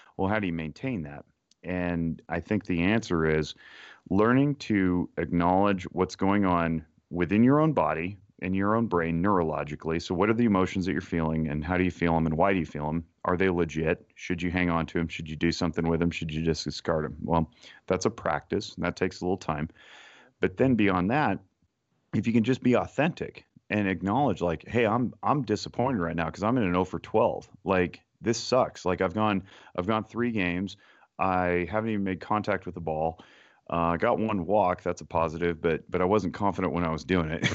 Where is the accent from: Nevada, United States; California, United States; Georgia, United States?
Nevada, United States; Reno; born and raised in Reno, Nevada.